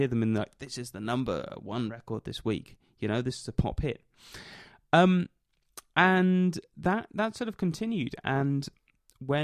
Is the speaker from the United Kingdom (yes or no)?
yes; United Kingdom; And I grew up in Britain